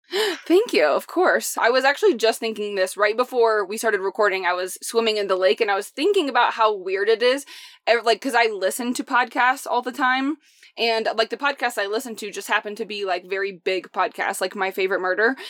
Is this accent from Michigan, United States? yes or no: no; Indiana, United States; moved away; I'm from Indiana